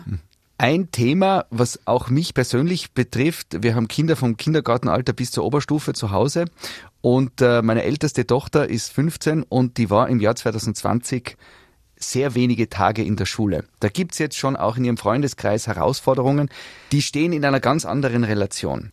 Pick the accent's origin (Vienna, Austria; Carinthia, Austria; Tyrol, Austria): Tyrol, Austria; bei uns in Tirol